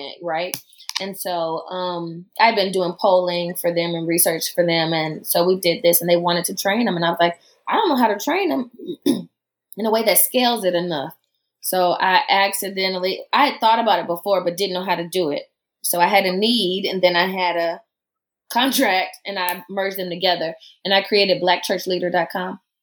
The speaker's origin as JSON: {"language": "English", "region": "the South", "country": "United States", "accent": "southern", "said": "I don't drop my southern accent"}